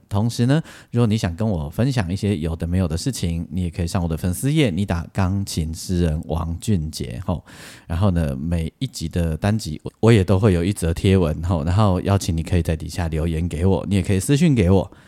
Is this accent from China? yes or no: no; Taiwan; 我们台湾人